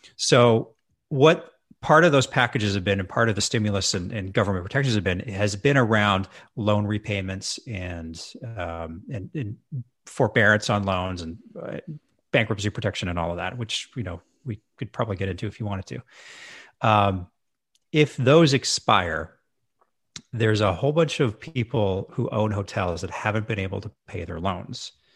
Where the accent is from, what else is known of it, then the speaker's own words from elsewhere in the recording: Edmonton, Alberta, Canada; moved away; also born or lived in Victoria, British Columbia; I moved back to my hometown of Edmonton, Alberta.